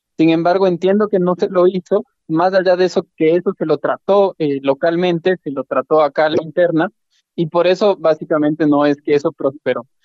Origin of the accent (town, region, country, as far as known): Ecuador